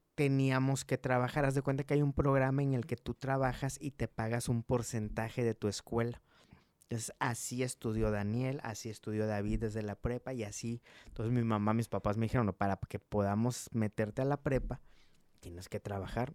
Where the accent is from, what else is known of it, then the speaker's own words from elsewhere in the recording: Coatzacoalcos, Veracruz, Mexico; also born or lived in Montemorelos, Nuevo León / Italy; now in Monterrey, Mexico; Nosotros somos de Veracruz, somos de Coatzacoalcos, Veracruz